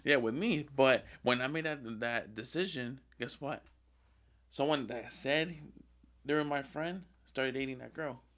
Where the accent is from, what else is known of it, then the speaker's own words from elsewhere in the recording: Lancaster, Pennsylvania, United States; I was born in Lancaster.